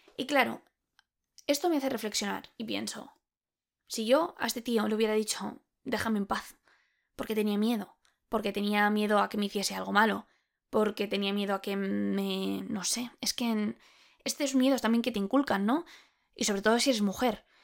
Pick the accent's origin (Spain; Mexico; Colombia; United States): Spain; soy española